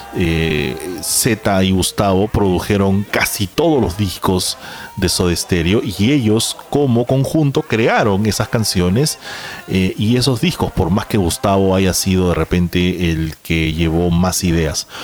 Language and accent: Spanish; Peru; nosotros somos eh, peruanos